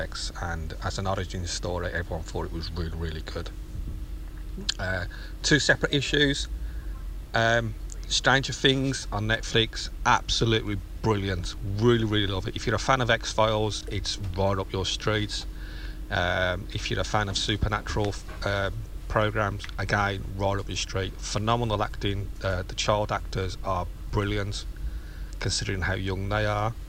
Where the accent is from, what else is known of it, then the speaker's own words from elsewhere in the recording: United Kingdom; I'm a Brit.